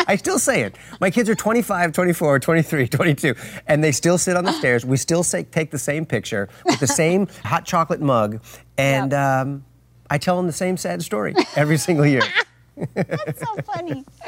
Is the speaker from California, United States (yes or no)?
yes; California, United States; I was from California